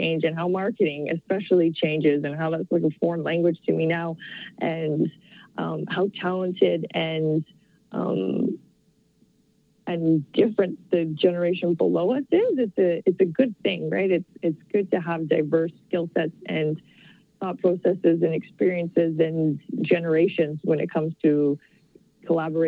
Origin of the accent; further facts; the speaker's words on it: Calgary, Alberta, Canada; I grew up here. I'm from Calgary.